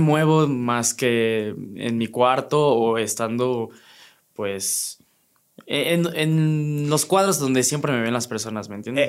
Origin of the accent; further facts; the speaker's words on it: Teotihuacán, State of Mexico, Mexico; moved away as an adult; now in Querétaro, Mexico; yo soy 100% teotihuacano y allá siempre viví